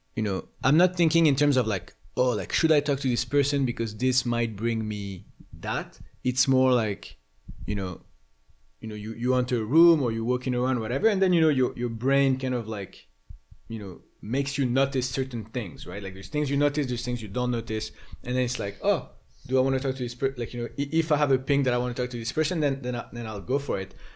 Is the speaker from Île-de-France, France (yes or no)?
yes; Paris, Île-de-France, France; moved away; I grew up in Paris